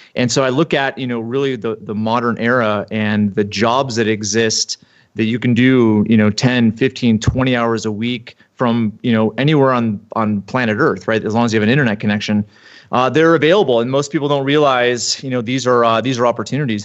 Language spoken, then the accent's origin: English; East Coast, United States; moved away as an adult; now in Utah, United States; I grew up on the East Coast and played hockey in college for a few years